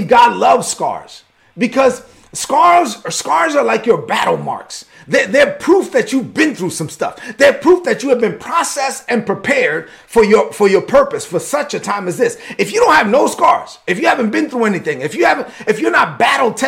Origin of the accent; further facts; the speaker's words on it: New York City, New York, United States; I'm a Dominican kid from Brooklyn